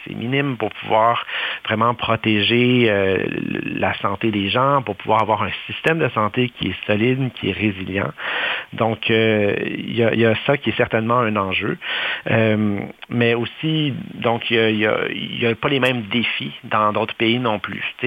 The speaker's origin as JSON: {"language": "French", "country": "Canada", "said": "chez nous au Canada"}